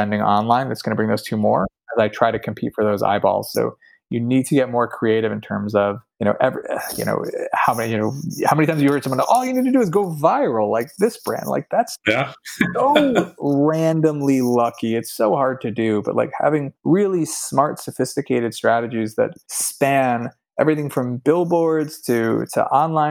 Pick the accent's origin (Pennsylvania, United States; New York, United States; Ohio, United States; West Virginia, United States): Pennsylvania, United States; I grew up in Pennsylvania